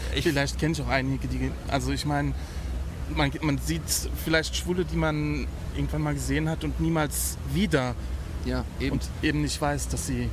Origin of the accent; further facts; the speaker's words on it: Saarbrücken, Saarland, Germany; ich bin ja aus Saarbrücken. Saarbrücken ist ja wirklich so die Provinz